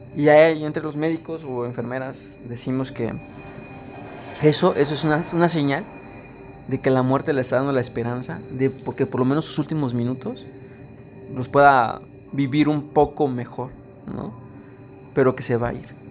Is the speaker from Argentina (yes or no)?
no; Mexico; Somos mexicanos